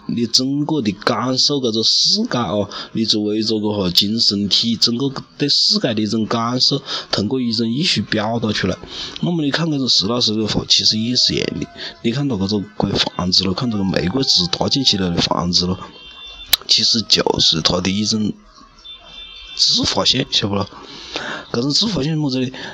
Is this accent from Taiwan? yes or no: no; China; 连我们中国人那种要要喜庆的民族